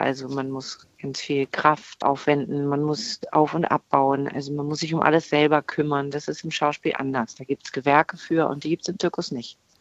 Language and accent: German; Berlin, Germany; accent: Berlinisch; also born or lived in Bremen; Ich bin halt mit vier nach Berlin gekommen